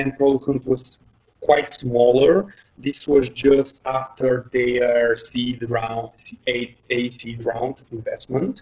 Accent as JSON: {"language": "English", "country": "Bulgaria", "second_language": "English", "said": "I'm from Bulgaria"}